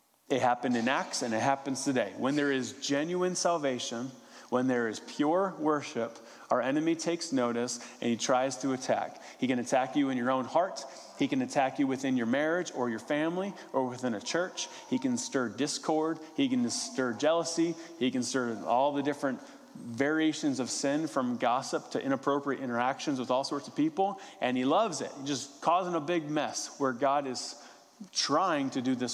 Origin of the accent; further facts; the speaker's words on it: West Virginia, United States; I'm from West Virginia